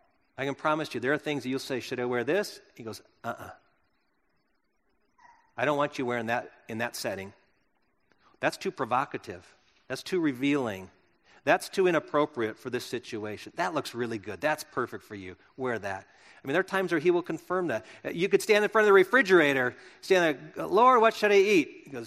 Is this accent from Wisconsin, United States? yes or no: yes; Milton, Wisconsin, United States; And in my hometown, little town, Milton, in our hometown